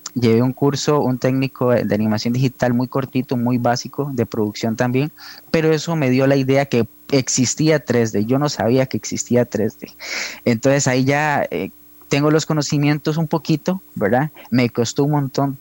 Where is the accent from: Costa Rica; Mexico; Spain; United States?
Costa Rica; Hojancha, Guanacaste; moved away as an adult; also born or lived in San José; yo soy de Ojancha, Guanacaste, eh, el pueblo más hermoso del país